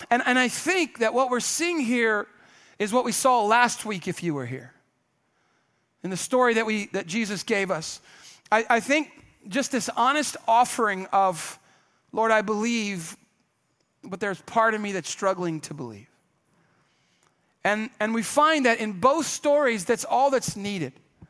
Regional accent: Kenya; now in United States; because I grew up in Kenya, everybody. My parents were missionaries.

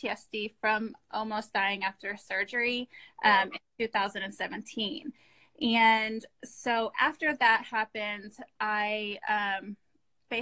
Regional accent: Austin, Texas, United States; here in Texas, where I'm from. I'm from Austin.

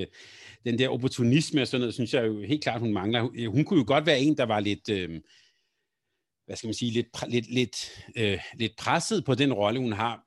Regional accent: Helsingør, Capital Region of Denmark, Denmark; i min barndom, da jeg voksede op i Helsingør

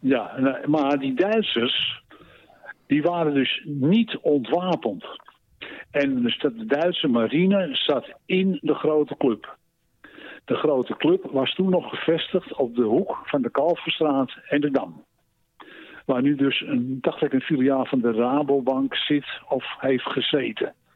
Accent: Amsterdam, North Holland, Netherlands; also born or lived in Maastricht; Ik ben destijds geboren in Maastricht, maar opgegroeid in Amsterdam

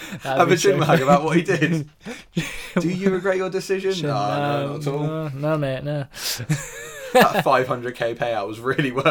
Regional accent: United Kingdom; being British

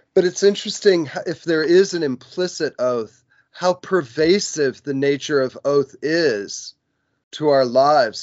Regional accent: United States; I was born in the United States and I'm uh, like a um, citizen of the United States.

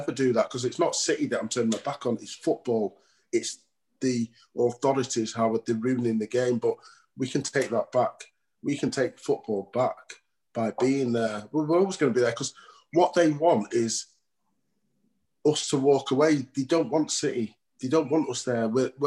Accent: Stretford, North West England, United Kingdom; I grew up in Stretford

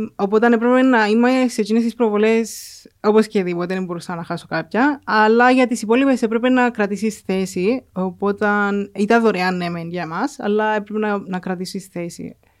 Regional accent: Mammari, Cyprus; also born or lived in England; από το Μαμαρί.

